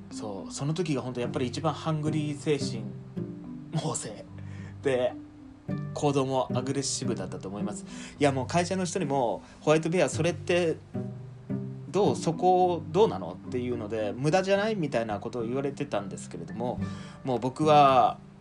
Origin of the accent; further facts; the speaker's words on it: rural Fukuoka, Japan; moved away as an adult; also born or lived in Saitama / Tokyo; 福岡の田舎の方の出身